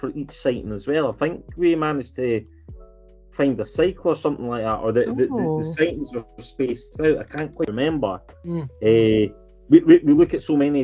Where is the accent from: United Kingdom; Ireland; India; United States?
United Kingdom; Scotland; I'm a Scotsman